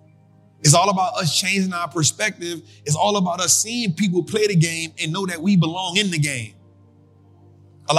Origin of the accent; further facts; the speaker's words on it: New Orleans, Louisiana, United States; I'm from New Orleans